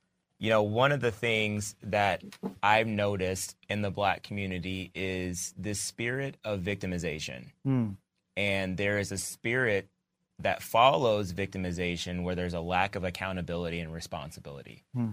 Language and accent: English; United States; I'm an American.